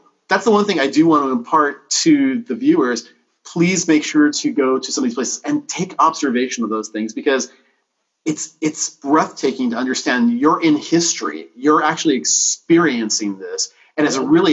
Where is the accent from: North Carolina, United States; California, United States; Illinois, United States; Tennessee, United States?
California, United States; Southern; moved away as an adult; also born or lived in East Coast; grew up in Southern California like I did